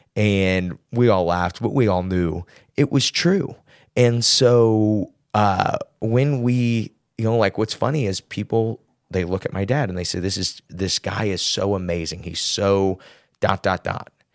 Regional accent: Midwest, United States; He just knew I was from the Midwest.

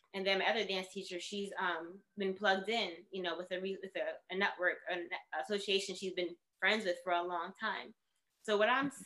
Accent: New York City, New York, United States; I was born in the Bronx

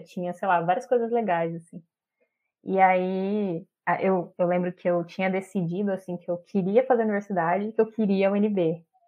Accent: interior of São Paulo, Brazil; now in Brasília, Brazil; sou do interior de São Paulo, mas vivo hoje em Brasília, aqui na, na capital.

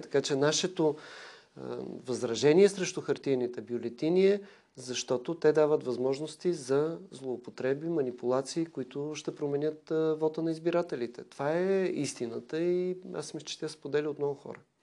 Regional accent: Bulgaria; това, което съм получил от България, като образование, възпитание

